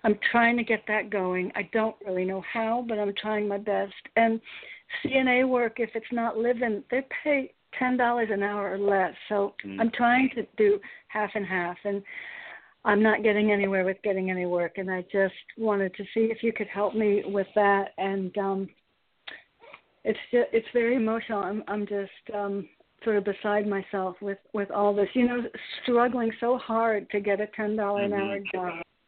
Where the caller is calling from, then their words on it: Connecticut, United States; I'm in Connecticut.